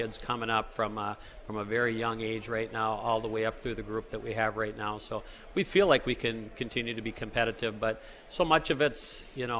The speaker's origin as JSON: {"language": "English", "town": "Duluth", "region": "Minnesota", "country": "United States", "tie": "born or raised there", "moved": "yes", "lives_now": "Hudson, United States", "said": "I grew up in Duluth, Minnesota"}